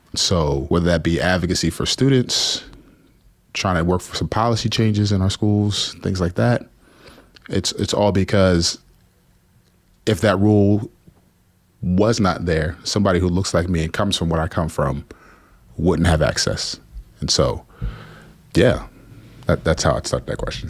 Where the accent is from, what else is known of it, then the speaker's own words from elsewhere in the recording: New Jersey, United States; also born or lived in Houston, Texas; We moved to Jersey after some tumultuous things there and primarily raised by my grandparents.